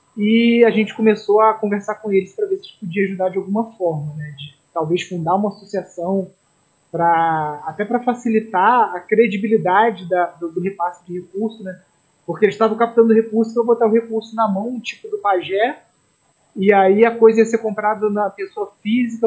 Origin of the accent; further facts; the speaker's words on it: Brazil; nós acima de tudo, somos brasileiros